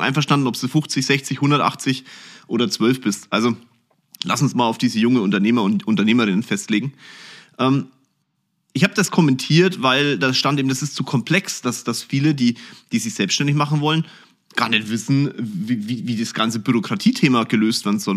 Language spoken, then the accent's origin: German; Germany; bei uns in Deutschland